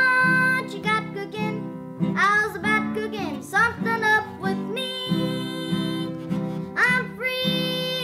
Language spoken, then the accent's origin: English; Illinois, United States; I'm from Galkana, Illinois.